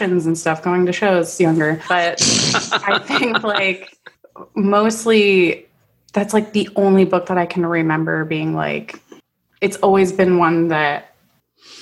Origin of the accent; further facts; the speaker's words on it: East Coast of Florida near Orlando, United States; moved away as an adult; now in Canada; I grew up on the East Coast near Orlando and, you know, near the Kennedy Space Center.